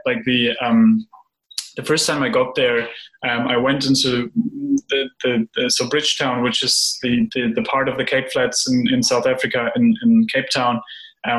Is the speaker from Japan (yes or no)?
no; Germany; I grew up in a country where, you know, we get trained in the idea of avoid uncertainty, avoid ambiguity, plan everything. So I'm from Germany.